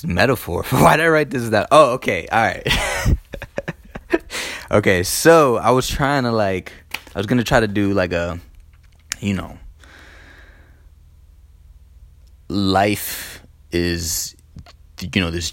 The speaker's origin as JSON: {"language": "English", "town": "Elizabeth", "region": "New Jersey", "country": "United States", "tie": "born or raised there", "said": "I grew up in Elizabeth, New Jersey, on Richmond Street"}